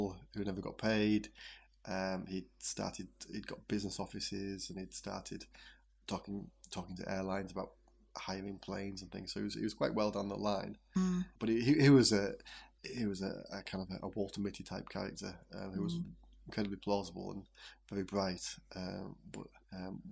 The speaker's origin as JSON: {"language": "English", "area": "Wensleydale", "region": "Yorkshire and the Humber", "country": "United Kingdom", "tie": "born or raised there", "also_born_or_lived": "Northamptonshire", "said": "I was born in Wensleydale and lived here the majority of my life"}